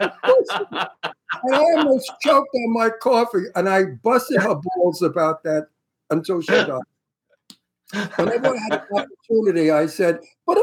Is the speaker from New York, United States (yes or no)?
yes; New York City, New York, United States; I'm from Brooklyn.